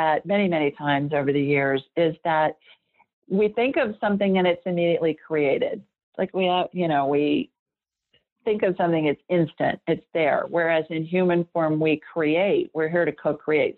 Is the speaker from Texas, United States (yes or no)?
no; Ohio, United States; I grew up in Ohio.